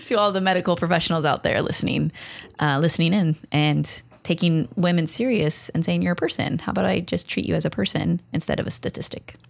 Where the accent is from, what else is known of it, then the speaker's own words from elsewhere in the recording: Long Beach, California, United States; You're in Long Beach. that's where I'm from